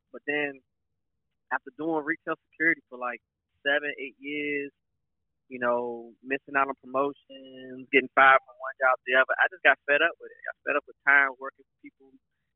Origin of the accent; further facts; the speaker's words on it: Maryland, United States; I grew up in Maryland right outside of D.C., like 15 minutes outside of D.C.